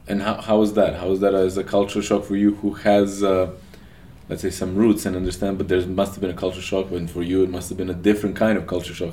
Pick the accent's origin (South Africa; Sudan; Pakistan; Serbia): Serbia; Novi Sad, Vojvodina; That's my hometown